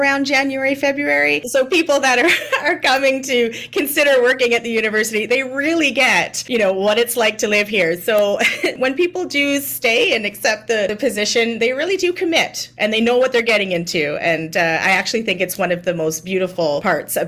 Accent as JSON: {"language": "English", "town": "Niagara-on-the-Lake", "region": "Ontario", "country": "Canada", "tie": "born or raised there", "said": "I grew up in Niagara-on-the-Lake, which is, you know, in Southern Ontario"}